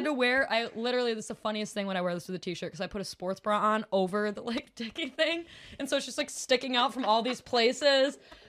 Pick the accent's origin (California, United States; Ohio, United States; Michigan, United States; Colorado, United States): Michigan, United States; Williamston; accent: white trash Midwestern; I'm from Williamston, so I'm from like 30 minutes east of Lansing. So I'm pretty much from Lansing.